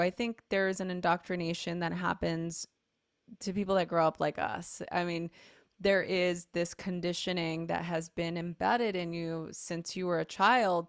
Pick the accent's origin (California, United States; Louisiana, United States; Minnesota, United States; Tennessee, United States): California, United States; Los Angeles; I grew up in East L